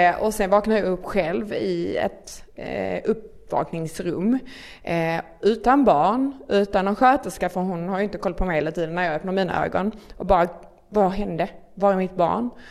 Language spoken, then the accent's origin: Swedish; near Malmö, Skåne, Sweden; accent: Scanian (Skåne dialect implied); bor inte i Stockholm som ni kanske hör på min otroligt vackra dialekt. ni bara behöver översättning. eh, bor i, eh, lite utanför Malmö